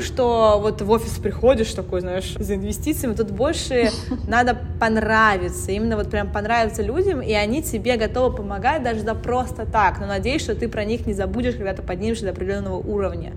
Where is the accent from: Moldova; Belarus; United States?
United States; moved away; also born or lived in Russia; я выросла в США